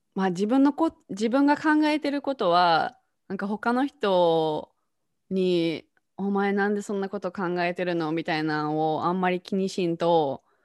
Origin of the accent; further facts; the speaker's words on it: Japan; moved away as an adult; now in United States; 日本で育った